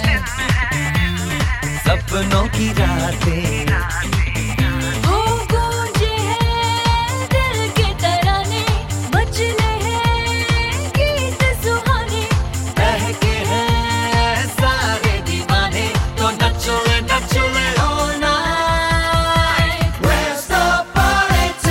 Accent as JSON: {"language": "English", "region": "London", "country": "United Kingdom", "tie": "born or raised there", "said": "we were growing up in East Ham"}